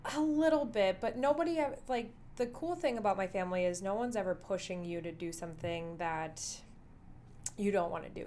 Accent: Dickinson, North Dakota, United States; moved away as an adult; now in Rapid City, United States; my hometown of Dickinson, North Dakota

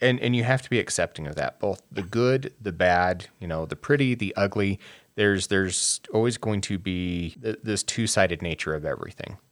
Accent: Wyoming, United States; being a gay person, I grew up in Wyoming

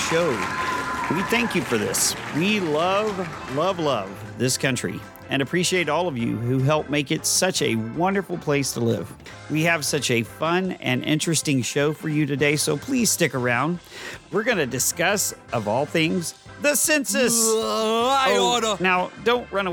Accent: Texas, United States; From the great state of Texas

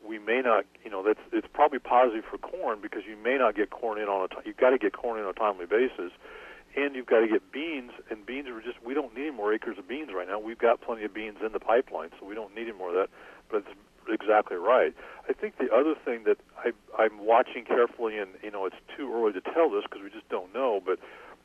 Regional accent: Iowa, United States; now in Illinois, United States; I grew up in Iowa

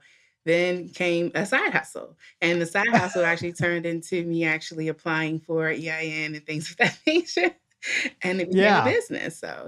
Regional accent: Washington, District of Columbia, United States; Well, I am born and raised in Washington, D.C. I live outside of that area.

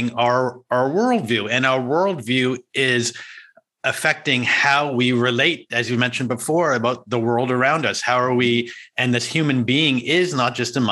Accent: United States; I'm from America.

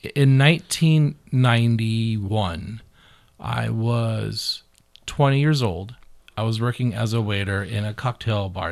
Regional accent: Beaverton, Oregon, United States; I'm from the bougie side of town. I'm from Beaverton

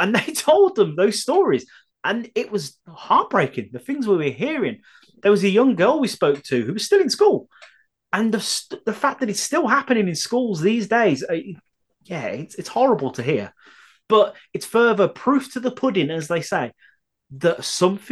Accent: Birmingham, West Midlands, United Kingdom; I'm a Brummie

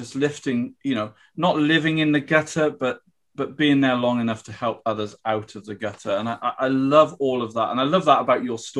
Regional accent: South Wales, United Kingdom; I grew up in South Wales

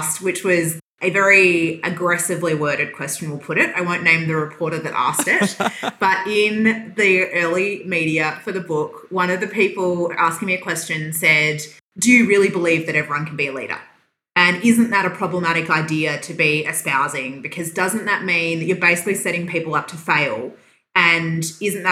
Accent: Western Australia, Australia; moved away as an adult; also born or lived in Perth; now in Victoria, Australia; So I was born in Western Australia, though I have been a Victorian for probably 7 years now

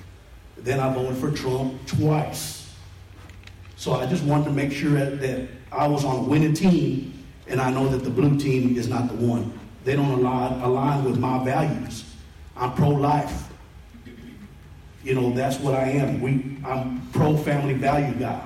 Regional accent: McKinney, Texas, United States; I was born and raised in McKinney on the east side

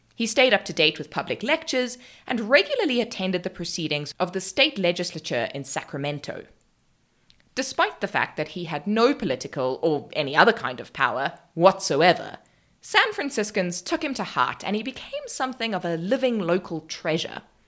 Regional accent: South Africa; I'm South African

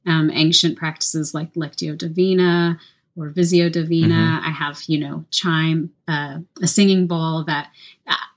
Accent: Louisiana, United States; also born or lived in Central Texas; now in Round Rock, United States; I live in Central Texas. I'm from Louisiana.

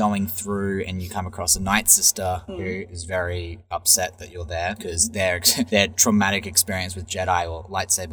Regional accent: Australia; as an Australian

